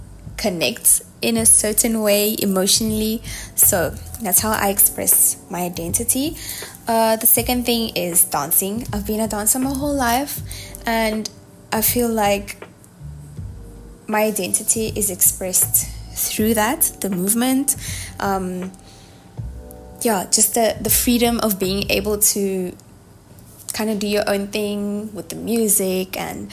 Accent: Mozambique; I'm from Mozambique.

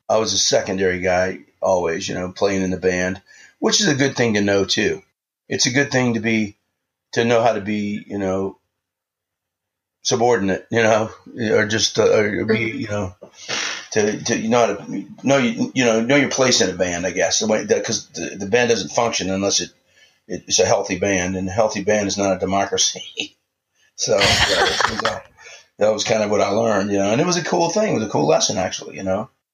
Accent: New Orleans, Louisiana, United States; I grew up in New Orleans

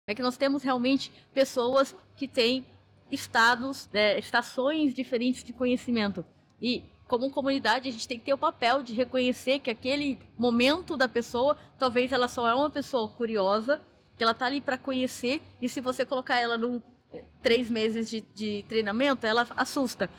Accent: Cuiabá, Mato Grosso, Brazil; eu sou de Cuiabá, Mato Grosso

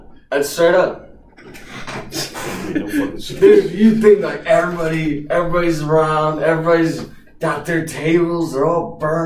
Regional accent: Kansas City, Missouri, United States; they're my hometown team.

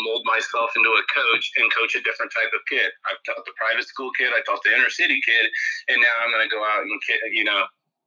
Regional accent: Lima, Ohio, United States; born and raised in Lima, Ohio

